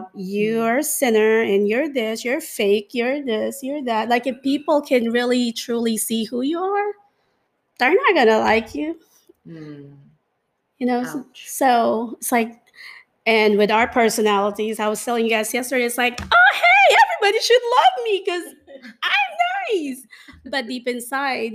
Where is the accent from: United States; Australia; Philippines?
Philippines; Manila, Metro Manila; growing up in the Philippines, I mean, I grew up in Manila